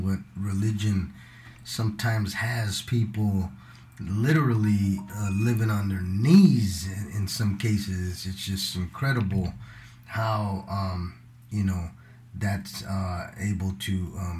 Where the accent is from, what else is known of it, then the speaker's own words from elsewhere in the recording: Southwest, United States; for some of us growing up in what they call the Southwest